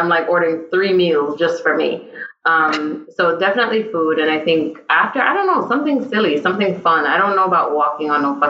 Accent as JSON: {"language": "English", "country": "United States", "said": "I'm fucking American."}